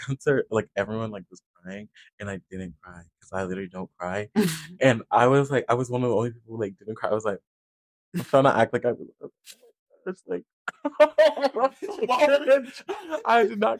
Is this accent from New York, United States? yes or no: no; Iowa, United States; I'm from Iowa